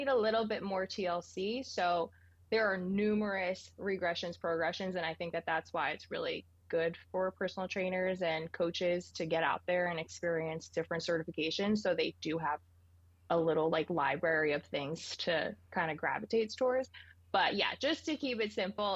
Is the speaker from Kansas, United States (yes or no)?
no; Ringwood, New Jersey, United States; moved away as an adult; now in San Diego, United States; I grew up in Ringwood, New Jersey